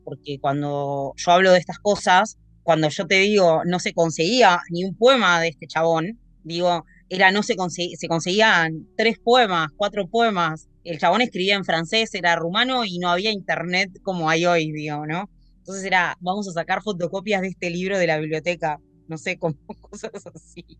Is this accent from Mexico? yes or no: no; Tandil, Buenos Aires Province, Argentina; yo soy de Tandil, provincia de Buenos Aires